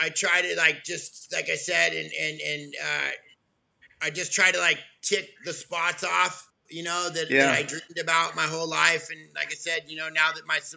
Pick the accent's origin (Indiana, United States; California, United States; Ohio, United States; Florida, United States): California, United States; Southern; You were, like myself, born and raised in Southern California